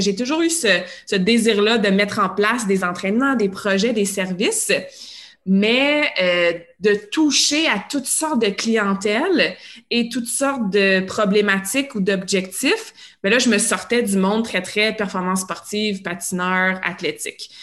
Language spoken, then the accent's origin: French; Montreal, Quebec, Canada; also born or lived in Sherbrooke / Australia; Moi, je viens de l'ouest de Montréal